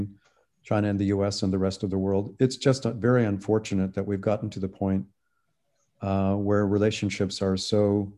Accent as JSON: {"language": "English", "country": "Canada", "moved": "yes", "lives_now": "United States", "said": "I'm Canadian"}